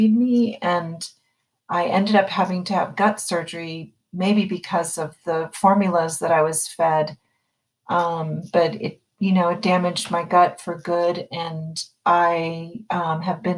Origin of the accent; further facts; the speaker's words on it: East Coast, United States; moved away as an adult; now in San Francisco, United States; I'm from the East Coast originally. I lived in San Francisco for 28 years now.